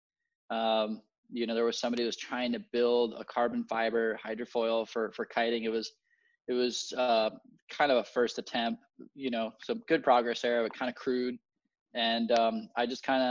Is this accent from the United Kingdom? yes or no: no; Puerto Rico; I was born and raised in Puerto Rico